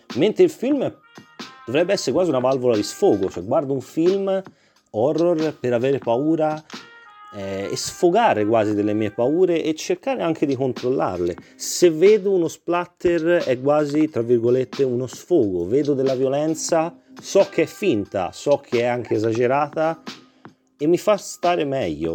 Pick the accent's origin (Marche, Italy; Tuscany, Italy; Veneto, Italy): Tuscany, Italy; da toscano